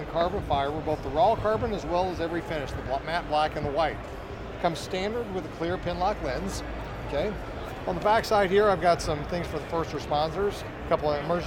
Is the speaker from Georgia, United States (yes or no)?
yes; Atlanta, Georgia, United States; I'm from Atlanta